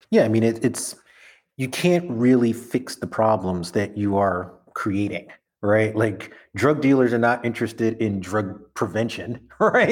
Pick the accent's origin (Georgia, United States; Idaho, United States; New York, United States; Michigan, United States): New York, United States; New York City; I'm from Brooklyn through and through